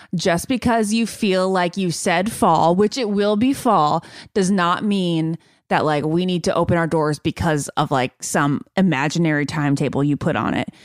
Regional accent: Northern Virginia, United States; I'm from Nova, Northern Virginia

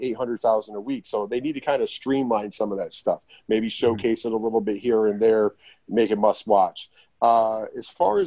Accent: Binghamton, New York, United States; I grew up here in the Northeast

